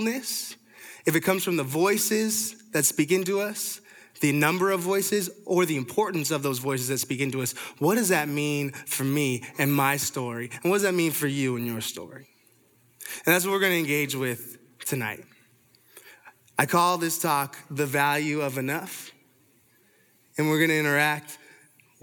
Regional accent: Toronto, Ontario, Canada; I'm from Canada, from Toronto

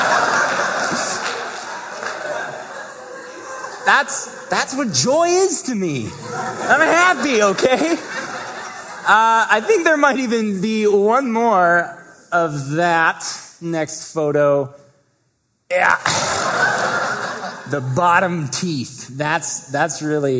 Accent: Vancouver, Washington, United States; also born or lived in Seattle, Washington; I grew up in Vancouver

